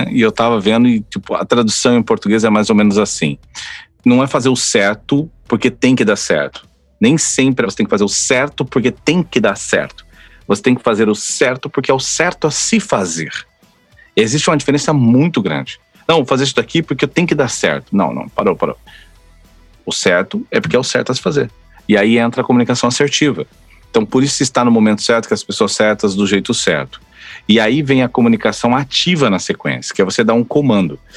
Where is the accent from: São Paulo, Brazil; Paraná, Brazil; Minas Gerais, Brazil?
São Paulo, Brazil; now in Florianópolis, Brazil; Eu moro em Florianópolis, mas eu não sou de Floripa, né? Faz 18 anos que moro em Floripa, sou do interior de São Paulo, conheci uma argentina, casei